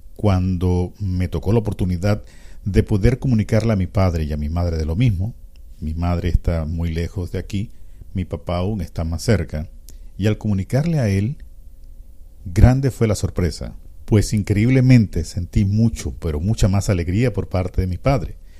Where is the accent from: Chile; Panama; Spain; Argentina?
Panama